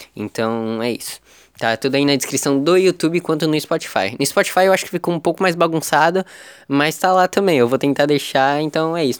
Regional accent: Praia Grande, São Paulo, Brazil; São Vicente é do lado de Praia Grande, é do lado da minha cidade natal

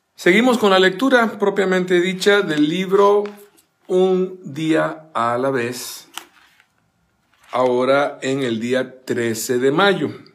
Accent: Zapote, San José, Costa Rica; moved away; allá en mi bella Costa Rica, en mi país natal, llevar la Biblia al colegio, yo estaba con los salesianos, el Don Bosco de Zapote

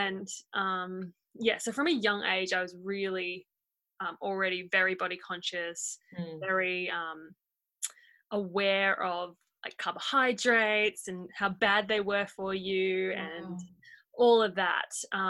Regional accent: Port Moresby, National Capital District, Papua New Guinea; Yeah, that's right. I grew up in Port Moresby. I was born there.

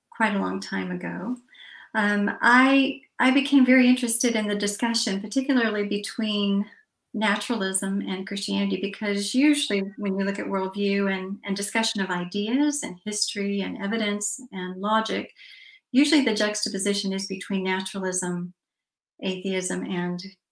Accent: Atlanta, Georgia, United States; I am from Atlanta, Georgia

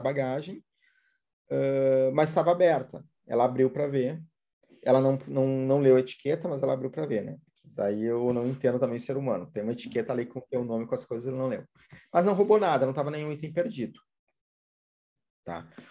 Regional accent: Brazil; a gente é brasileiro

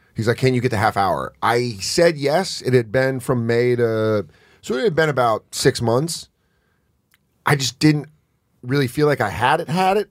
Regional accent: Rocky Mountains, United States; I'm from the Rocky Mountains

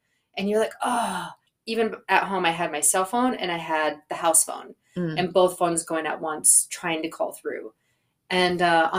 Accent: Minnesota, United States; moved away as an adult; now in Los Angeles, United States; I'm from Minnesota.

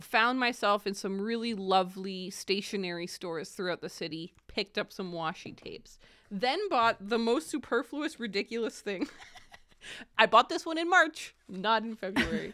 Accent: Kingston, Ontario, Canada; moved away; I mainly grew up in Kingston

